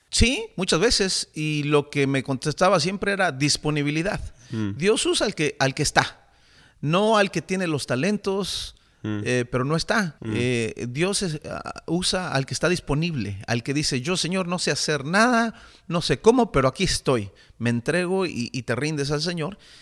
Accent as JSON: {"language": "Spanish", "town": "Toluca", "region": "State of Mexico", "country": "Mexico", "tie": "born or raised there", "said": "Soy mexicano, nací en la ciudad de Toluca, mm. Toluca, México."}